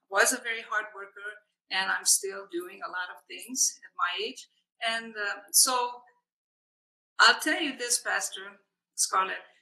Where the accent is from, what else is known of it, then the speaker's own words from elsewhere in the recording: Hungary; English is a second language; moved away as an adult; also born or lived in Vienna, Austria; now in United States; I was born and raised in Hungary